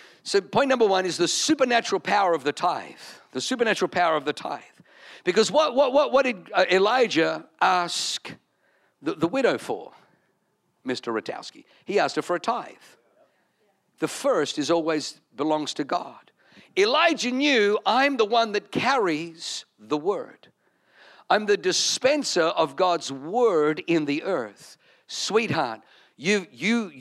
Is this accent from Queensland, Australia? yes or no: no; Wollongong, New South Wales, Australia; moved away; I'm from Wollongong